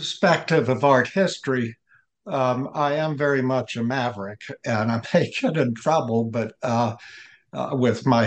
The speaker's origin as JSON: {"language": "English", "town": "Atlanta", "region": "Georgia", "country": "United States", "tie": "born or raised there", "said": "I'm a Southerner. Father's side of the family is from South Carolina, and my mother's from Chattanooga, Tennessee, and I grew up in Atlanta"}